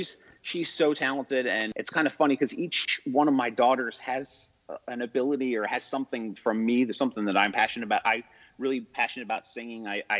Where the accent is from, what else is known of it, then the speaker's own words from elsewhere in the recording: Owings Mills, Maryland, United States; now in Florida, United States; I grew up in Baltimore.